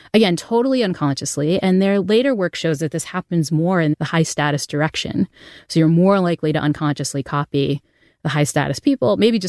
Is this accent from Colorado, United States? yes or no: no; New Bedford, Massachusetts, United States; accent: New Bedford accent; I grew up in New Bedford, Massachusetts, and had what to the uninitiated would sound like a terrible Boston accent.